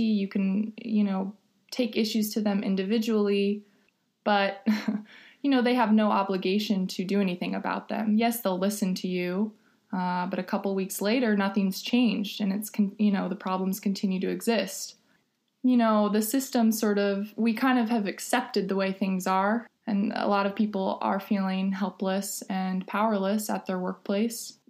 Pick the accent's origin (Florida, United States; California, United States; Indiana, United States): California, United States; Los Angeles; moved away as an adult; now in Ithaca, United States; I am originally from Los Angeles, California, and I moved to Ithaca in 2010